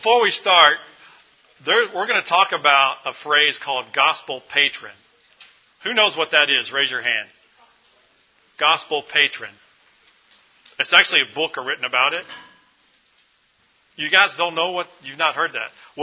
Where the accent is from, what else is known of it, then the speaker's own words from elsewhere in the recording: Louisville, Kentucky, United States; this is my hometown, Louisville, Kentucky